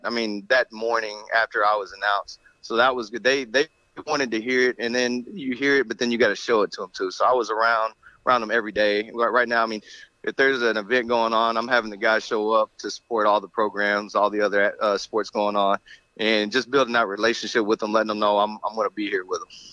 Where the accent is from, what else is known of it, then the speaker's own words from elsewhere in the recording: Rockdale, Texas, United States; moved away as an adult; also born or lived in DeSoto, Texas / Little Elm, Texas; I grew up in Rockdale, right outside of Austin. My parents still live there